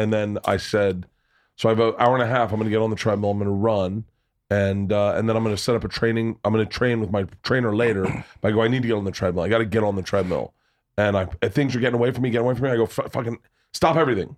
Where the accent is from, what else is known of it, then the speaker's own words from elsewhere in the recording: Tampa, Florida, United States; moved away; I grew up in Tampa